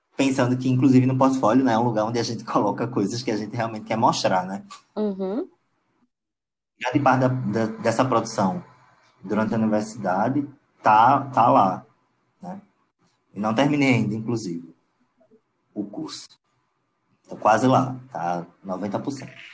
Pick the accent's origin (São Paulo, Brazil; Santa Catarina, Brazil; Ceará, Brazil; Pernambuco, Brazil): Pernambuco, Brazil; Paulista; also born or lived in Recife; Eu nasci em Recife. É, Porém, eu, eu passei a minha infância e adolescência na cidade de Paulista, fica uma hora na capital, Recife